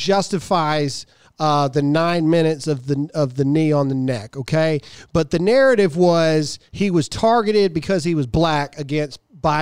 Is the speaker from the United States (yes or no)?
yes; Mississippi, United States; I'm from Mississippi